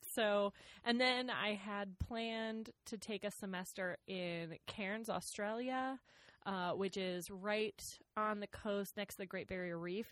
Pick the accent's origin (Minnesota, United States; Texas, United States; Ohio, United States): Minnesota, United States; Rochester; moved away; I grew up in Rochester, Minnesota, just like southeast Minnesota.